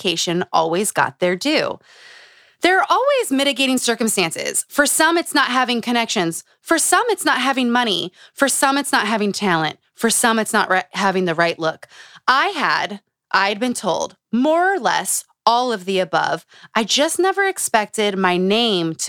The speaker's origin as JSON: {"language": "English", "region": "Utah", "country": "United States", "tie": "born or raised there", "said": "Growing up in Utah."}